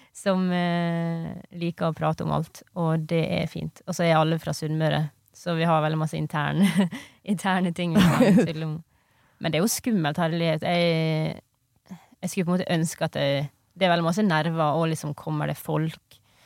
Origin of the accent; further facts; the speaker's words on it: Ioannina, Epirus, Greece; moved away; i Hellas, i den heimbyen min der, mm. da, mm. som heter Jannina